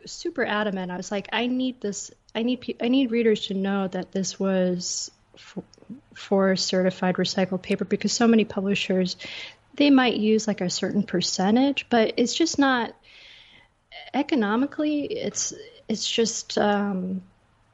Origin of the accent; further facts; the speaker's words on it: Seattle, Washington, United States; also born or lived in Blaine, Washington; now in Austin, United States; I grew up in Seattle, but I lived all around Washington